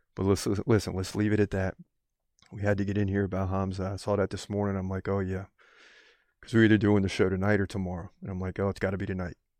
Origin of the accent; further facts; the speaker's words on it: United States; I'm American